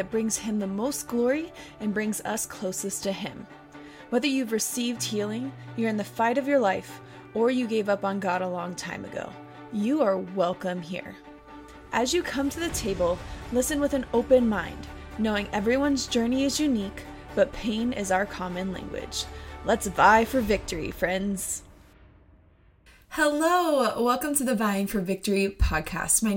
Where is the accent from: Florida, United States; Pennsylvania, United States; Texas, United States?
Texas, United States; moved away; I am from Texas, Texas at heart, even though I'm up in the north now